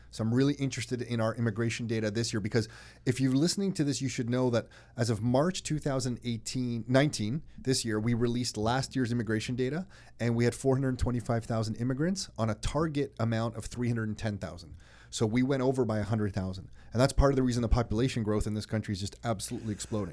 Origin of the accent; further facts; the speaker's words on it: Canada; we're from Canada